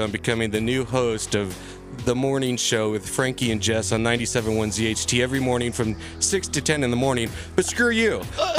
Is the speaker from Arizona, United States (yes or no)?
no; Ventura, California, United States; moved away; I grew up in Ventura.